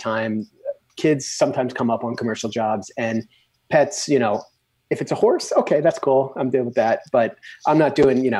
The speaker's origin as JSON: {"language": "English", "region": "East Coast", "country": "United States", "tie": "born or raised there", "said": "And I grew up on the East Coast."}